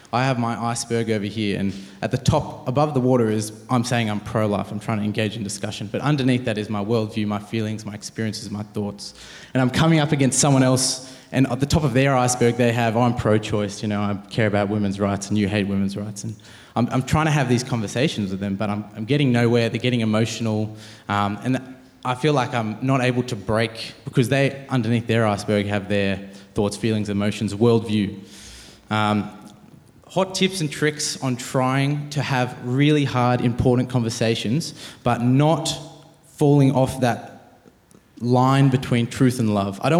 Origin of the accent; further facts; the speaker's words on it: Penrith, New South Wales, Australia; I'm, uh, I'm born and bred Sydney, grew up in Penrith.